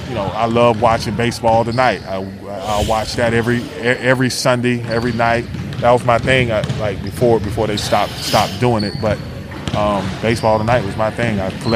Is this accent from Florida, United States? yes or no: yes; Tampa, Florida, United States; moved away as an adult; born in 79. So I grew up in Tampa, Florida.